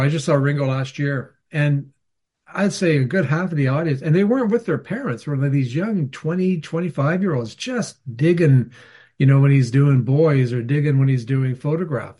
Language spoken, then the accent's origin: English; Canada; I'm Canadian